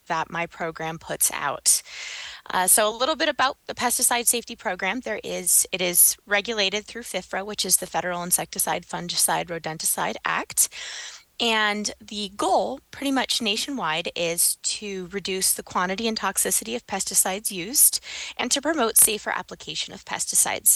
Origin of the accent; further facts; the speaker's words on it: Kansas, United States; moved away as an adult; now in Nebraska, United States; I'm actually from Kansas. I know. Everyone always laughs when they hear I'm from Kansas. I'm here in Nebraska now